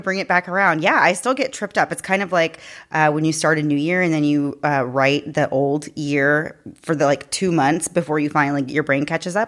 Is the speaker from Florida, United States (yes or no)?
yes; Daytona Beach, Florida, United States; I grew up in Daytona and did live right down there on the beach.